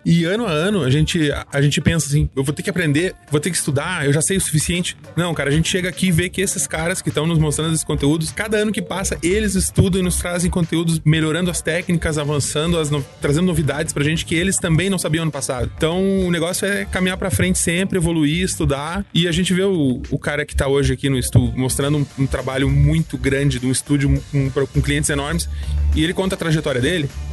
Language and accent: Portuguese; near Porto Alegre, Rio Grande do Sul, Brazil; eu sou de Porto Alegre. Na verdade, pertinho de Porto Alegre